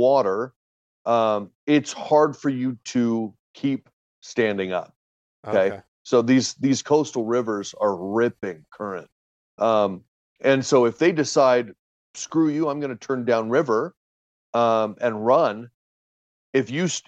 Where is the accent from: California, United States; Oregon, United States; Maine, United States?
Oregon, United States; Portland; moved away as an adult; now in Utah, United States; I was born in Utah, spent probably the first 4 or 5 years of my life out here, and then moved and pretty much raised in and around Portland, Oregon, and moved back here about 10, almost 11 years ago now.